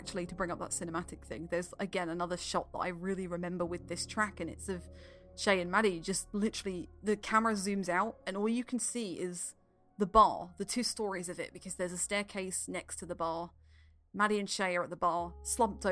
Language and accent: English; United Kingdom; I'm British